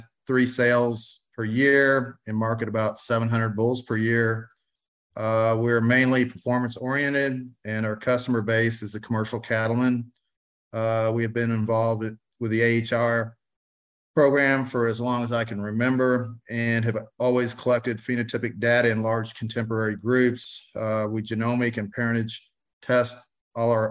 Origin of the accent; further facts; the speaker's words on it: Barnett, Missouri, United States; I'm a third generation Angus breeder from a small town of Barnett, Missouri.